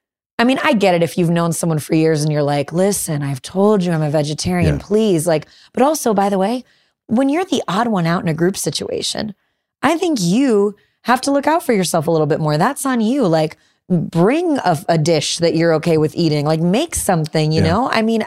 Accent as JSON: {"language": "English", "town": "Chicago", "region": "Illinois", "country": "United States", "tie": "born or raised there", "said": "Growing up in Chicago, you have a better tolerance."}